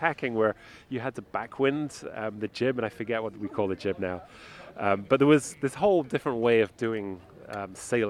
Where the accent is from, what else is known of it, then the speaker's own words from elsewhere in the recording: the very middle of the UK, England, United Kingdom; now in San Francisco, United States; I grew up in the very middle of the country, as far from the sea as you can get in the UK